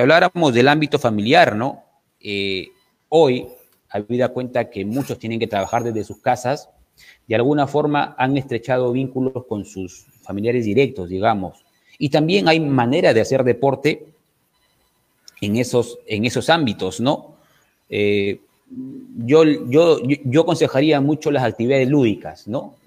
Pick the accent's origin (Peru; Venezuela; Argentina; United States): Peru; Trujillo, La Libertad; yo soy de Trujillo